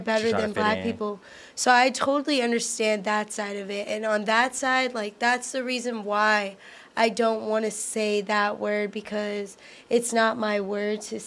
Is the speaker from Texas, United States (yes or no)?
yes; Houston, Texas, United States; I'm from Houston